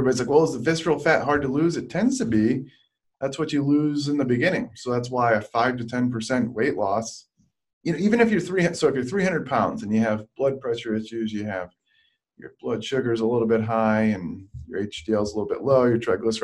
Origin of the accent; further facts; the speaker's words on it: Michigan, United States; now in San Diego, United States; I'm from Michigan